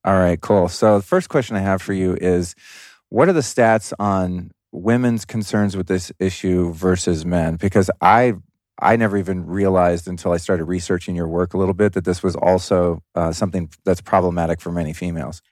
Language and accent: English; Los Angeles, California, United States; moved away as an adult; now in Texas, United States; my original home city of Los Angeles